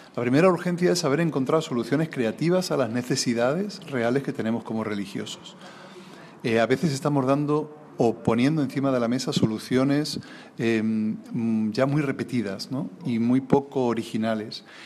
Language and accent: Spanish; Alcázar de San Juan, Castilla-La Mancha, Spain; en el lugar donde yo nací, en Alcázar de San Juan